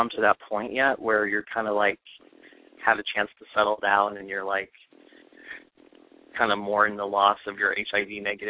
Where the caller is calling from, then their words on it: Philadelphia, Pennsylvania, United States; I'm calling from Philadelphia.